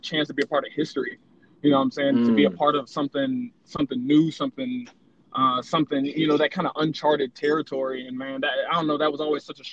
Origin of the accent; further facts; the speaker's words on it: Atlanta, Georgia, United States; also born or lived in Houston, Texas; I'm originally from Houston, Texas. Moved to the great city of Atlanta when I was about 10 years old